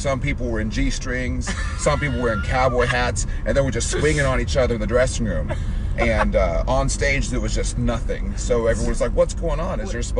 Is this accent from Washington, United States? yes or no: yes; Seattle, Washington, United States; I'm from Seattle, Washington.